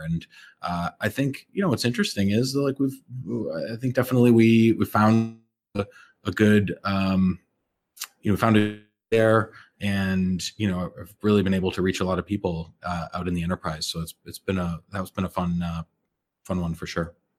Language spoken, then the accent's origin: English; Andover, Massachusetts, United States; moved away as an adult; also born or lived in Montreal; I grew up in Andover, Massachusetts, which is, uh, you know, just north of Boston